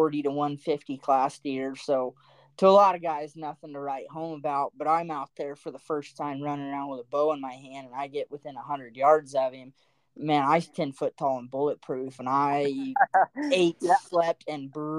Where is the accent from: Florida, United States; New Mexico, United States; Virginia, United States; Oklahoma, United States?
Oklahoma, United States; I grew up whitetail hunting in Oklahoma